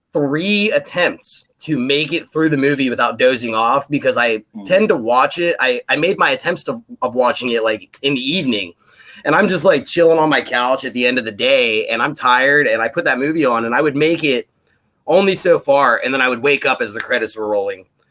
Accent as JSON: {"language": "English", "region": "Pennsylvania", "country": "United States", "moved": "as an adult", "lives_now": "Washington, United States", "said": "I, am uh, from Pennsylvania myself"}